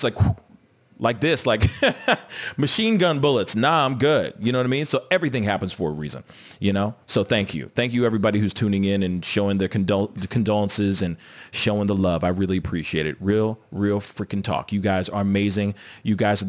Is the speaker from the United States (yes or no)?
yes; United States; I'm a Haitian American, first generation Haitian American. My father was a workaholic. all he did was work. But I understand, as a kid growing up in America